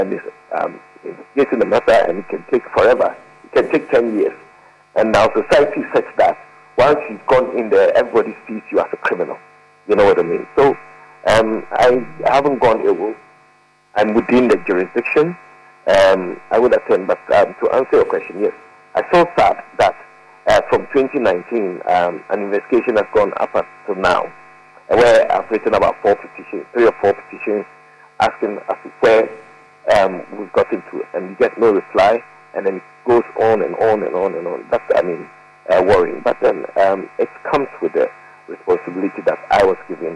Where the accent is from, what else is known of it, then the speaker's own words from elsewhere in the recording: Ghana; as a Ghanaian